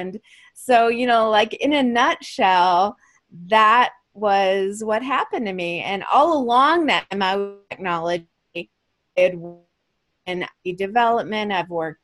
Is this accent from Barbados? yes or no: no; Chicago, Illinois, United States; moved away as an adult; also born or lived in Los Angeles; I originally grew up in Chicago, university there